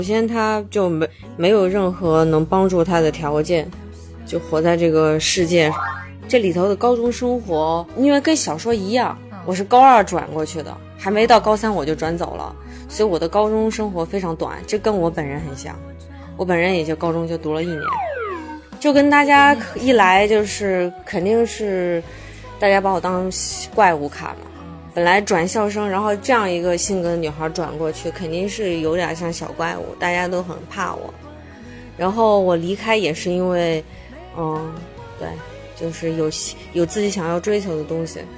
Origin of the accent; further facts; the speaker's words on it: Hubei, China; moved away; 因为我是湖北人嘛，我们来到北京或者上海，呃，都是因为心中有梦嘛，然后成为一个北漂